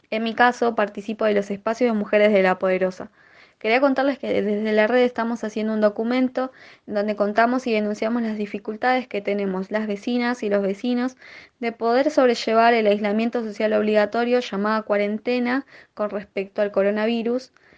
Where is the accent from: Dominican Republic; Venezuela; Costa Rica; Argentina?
Argentina; Buenos Aires; soy vecina de Los Piletones